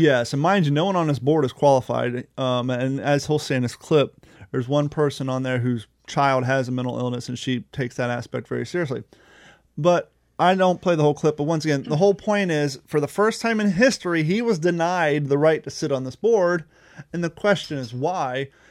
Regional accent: Ohio, United States; now in Florida, United States; I grew up in Ohio, and I've been living in Florida for, like, eighteen years

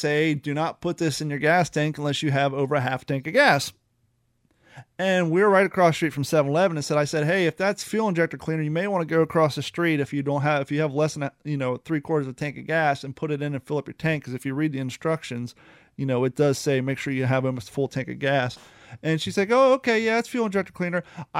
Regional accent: New York, United States; I can be a dick. I'm from New York.

